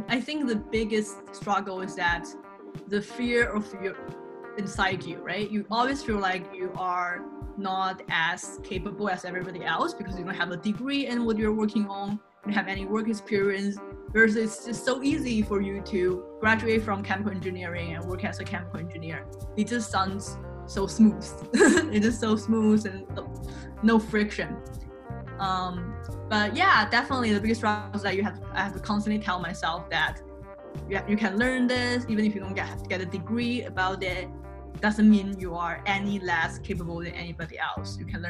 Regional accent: Canada; now in China; I am a Chinese Canadian. I was born in China, but I grew up in Canada. When I was 14, my parents divorced and my mom took me to Canada.

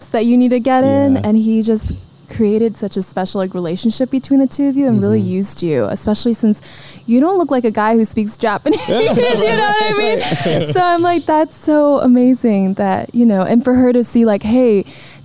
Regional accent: Singapore; I grew up in Singapore.

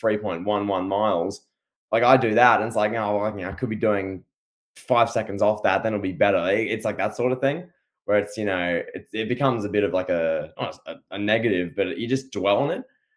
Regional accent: Australia; a man from down under

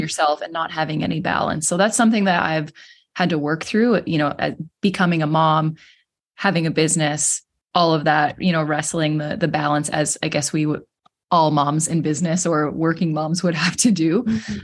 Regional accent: Cape Breton, Nova Scotia, Canada; I am from Cape Breton, Nova Scotia in Canada

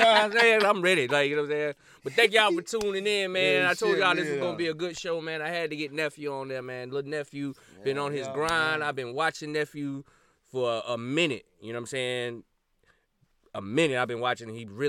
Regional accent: South Carolina, United States; You know, I'm from South Carolina.

